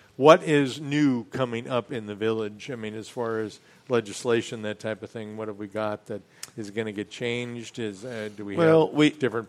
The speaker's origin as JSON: {"language": "English", "region": "Midwest", "country": "United States", "tie": "born or raised there", "said": "growing up in the Midwest"}